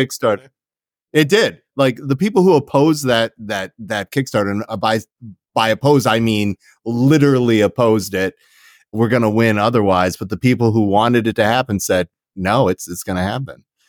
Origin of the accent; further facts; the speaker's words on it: Canada; I'm Canadian.